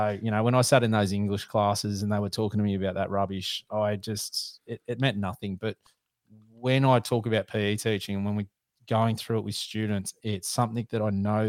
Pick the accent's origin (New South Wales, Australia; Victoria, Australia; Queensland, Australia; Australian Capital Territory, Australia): New South Wales, Australia; Sydney; Mate, I'm in a fantastic spot for hunting, and by that I'm being super sarcastic. I'm in Sydney. So I've always grown up here, so it's a bit of an issue in the connections to be able to hunt